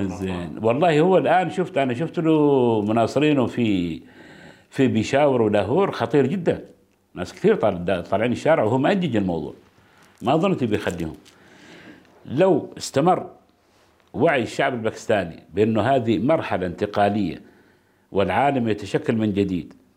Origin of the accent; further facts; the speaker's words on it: Oman; عندنا في عمان